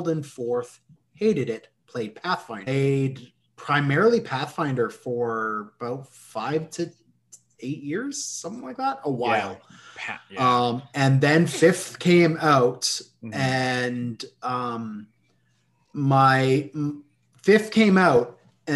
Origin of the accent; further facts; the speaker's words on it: Canada; we're Canadian